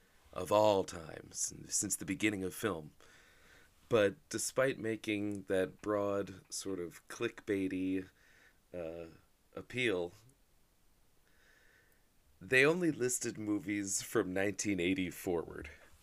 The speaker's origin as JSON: {"language": "English", "region": "New Jersey", "country": "United States", "said": "Congratulations to my home state of New Jersey, who the day after 420... in perfect New Jersey fashion, saw fit to legalize weed recreationally, which is huge."}